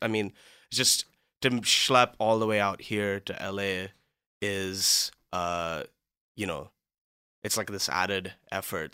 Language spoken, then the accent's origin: English; Mumbai, Maharashtra, India; moved away as an adult; also born or lived in Cleveland, Ohio, United States; now in Los Angeles, United States; I'm from Mumbai in India